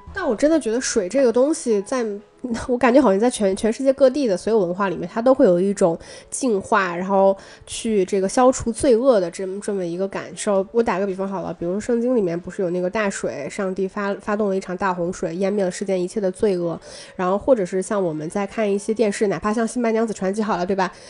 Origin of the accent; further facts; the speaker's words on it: Northeast China, China; 因为我作为东北人，我小的时候是非常排斥去公共浴池里面被阿姨搓澡的